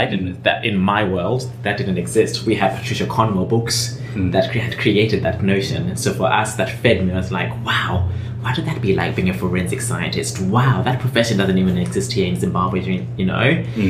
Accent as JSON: {"language": "English", "region": "England", "country": "United Kingdom", "tie": "born there", "said": "even though I was born, by the way, in England, but I never grew up in England."}